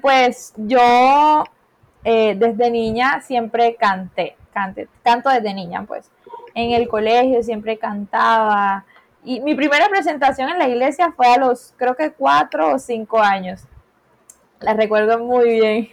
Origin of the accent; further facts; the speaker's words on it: Caribbean coast, Colombia; Soy de Colombia, eh, de Colombia, de la costa colombiana